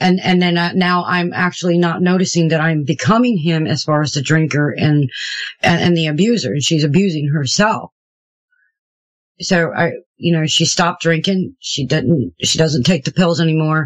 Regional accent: Houston, Texas, United States; moved away; also born or lived in Maryland / Shepherdstown; I was raised in Houston, Texas. I was a Southern Baptist. And then when I moved back to Maryland where I was born

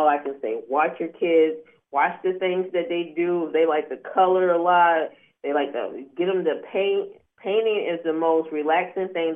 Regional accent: Syracuse, New York, United States; moved away; I'm from Syracuse, New York, originally.

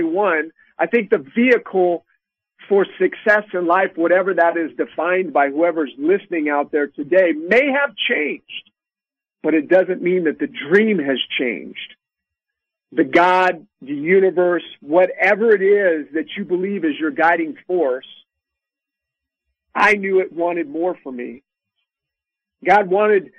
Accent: Sacramento, California, United States; I grew up in Sacramento, California, out here on the West Coast

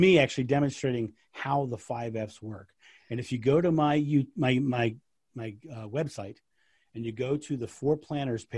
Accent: United States; I'm American.

